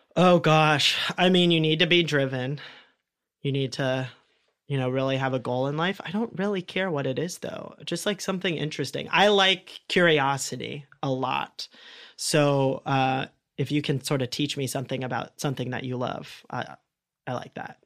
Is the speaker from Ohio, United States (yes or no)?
yes; Columbus, Ohio, United States; growing up in Ohio too and in Columbus.